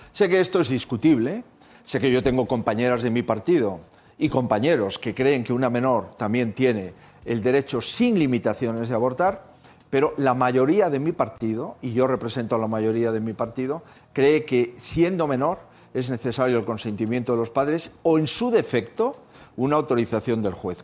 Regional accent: Spain; mi país

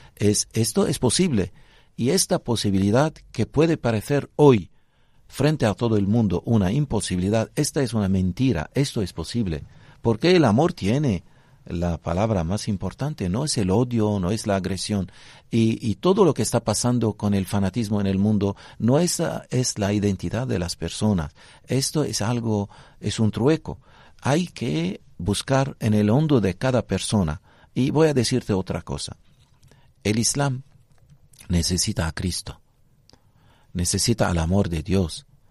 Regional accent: Lebanon; Spanish is a second language

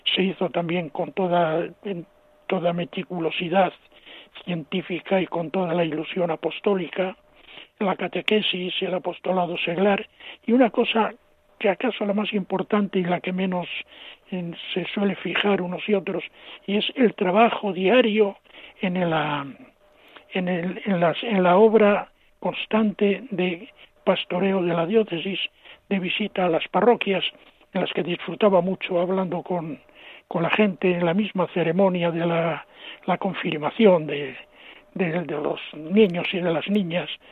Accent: Cuenca de Campos, Castile and León, Spain; now in Toledo, Spain; mi pueblo, pueblos de la provincia de Valladolid, Cuenca de Campos

